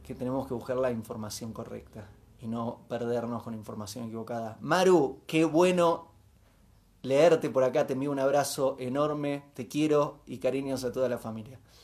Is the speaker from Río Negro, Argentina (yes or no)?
yes; Bariloche, Río Negro, Argentina; Me crié en Bariloche en los 80